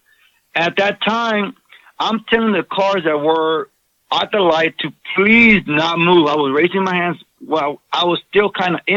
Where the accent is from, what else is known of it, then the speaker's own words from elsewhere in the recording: Southern California, United States; born and raised in Southern California in the hood